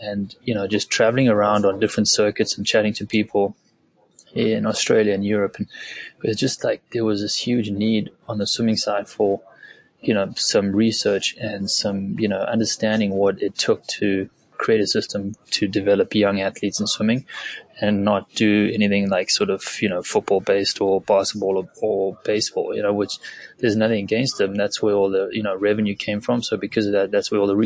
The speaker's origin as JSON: {"language": "English", "country": "South Africa", "tie": "born or raised there", "said": "originally I'm from South Africa, grew up in a very small farming community there"}